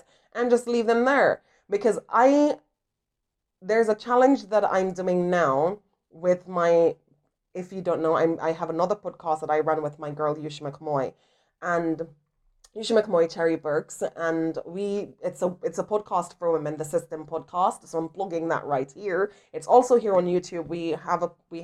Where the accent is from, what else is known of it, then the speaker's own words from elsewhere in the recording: Jamaica; I am from Jamaica